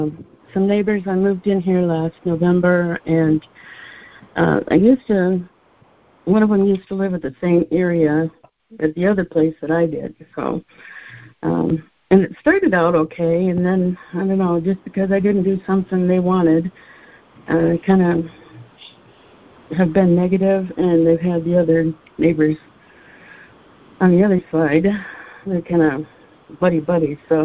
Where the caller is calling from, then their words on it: Texas, United States; I'm calling from Texas.